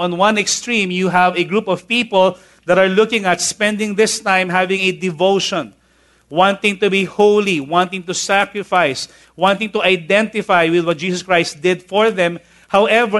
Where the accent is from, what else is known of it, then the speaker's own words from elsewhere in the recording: Manila, Metro Manila, Philippines; I grew up basically in Tondo